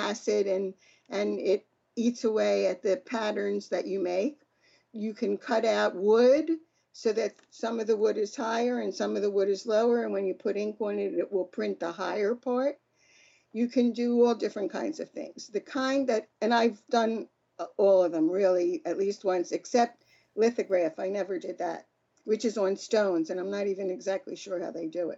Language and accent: English; Philadelphia, Pennsylvania, United States; I grew up in Philadelphia.